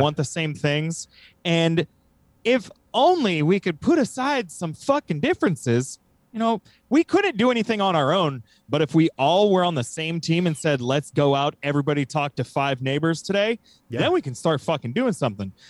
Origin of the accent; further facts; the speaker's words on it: United States; from America